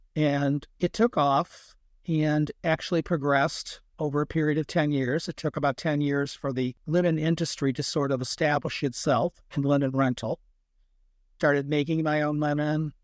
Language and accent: English; United States; We're not European. We're American